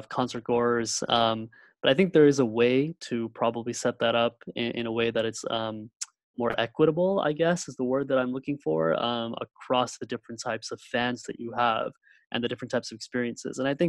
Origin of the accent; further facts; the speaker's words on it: California, United States; also born or lived in Karachi, Pakistan; primarily was raised in this country, although I like to say that partly I was raised in Karachi